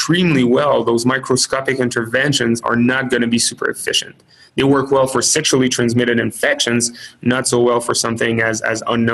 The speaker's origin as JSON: {"language": "English", "country": "Canada", "moved": "yes", "lives_now": "United States", "said": "I'm Canadian"}